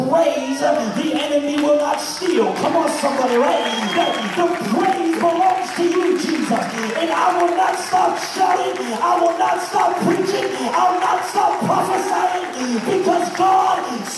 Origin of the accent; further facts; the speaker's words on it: Pittsburgh, Pennsylvania, United States; moved away; also born or lived in Maine; I am from Pittsburgh, Pennsylvania, the home of the 6-time Super Bowl champions